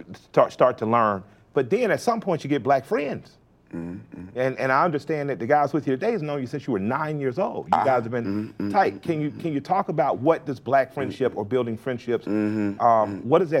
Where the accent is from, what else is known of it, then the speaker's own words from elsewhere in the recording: Atlanta, Georgia, United States; I'm from Atlanta. I didn't even have 3 white teachers my whole life